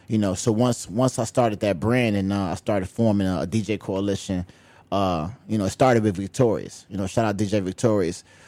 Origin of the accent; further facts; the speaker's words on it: Chicago, Illinois, United States; on the south side, I grew up in Roseland, um, actually on the hundred and eighth and Wentworth